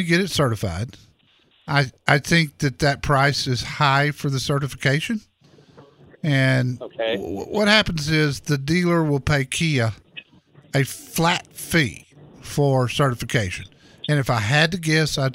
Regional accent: Dallas, Texas, United States; the neighborhood I grew up in Dallas

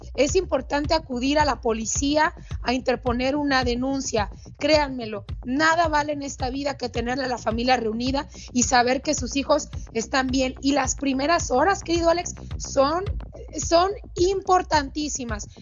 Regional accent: Mexico; un país donde yo nací

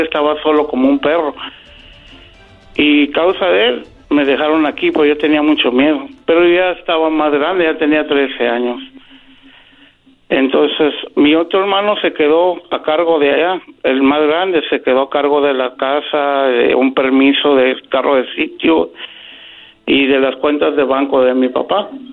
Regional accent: Guadalajara, Jalisco, Mexico; Nosotros somos de Guadalajara

